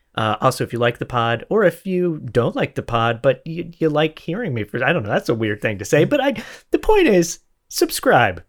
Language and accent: English; Florida, United States; I'm from Florida